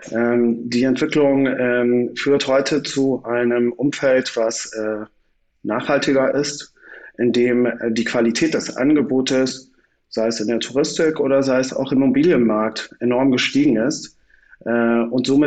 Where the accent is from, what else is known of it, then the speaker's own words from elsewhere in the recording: Balearic Islands, Spain; ich bin ähm, auf der Insel groß geworden, äh, habe einen deutschen Vater und eine mallorquinische Mutter und habe sozusagen auch immer mein Leben lang zwei Herzen in einer Brust gehabt